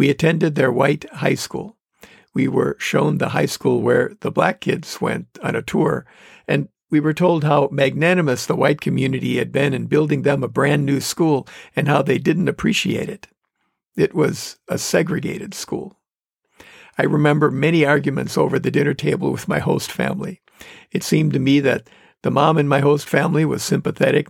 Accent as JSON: {"language": "English", "town": "Manitowoc", "region": "Wisconsin", "country": "United States", "tie": "born or raised there", "accent": "northerner", "said": "Manitowoc, Wisconsin, my hometown"}